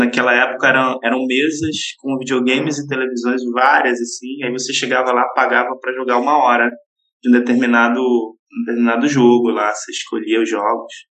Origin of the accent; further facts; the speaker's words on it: Belém, Pará, Brazil; da cidade de Belém, né, é onde eu nasci e cresci.